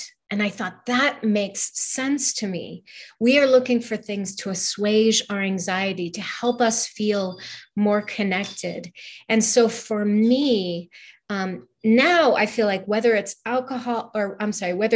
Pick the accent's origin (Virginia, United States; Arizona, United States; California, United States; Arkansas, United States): California, United States; now in Utah, United States; I was raised in California